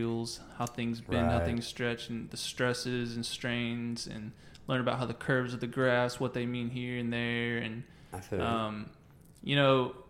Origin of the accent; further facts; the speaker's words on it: Dallas, Texas, United States; now in Arlington, United States; I'm from Dallas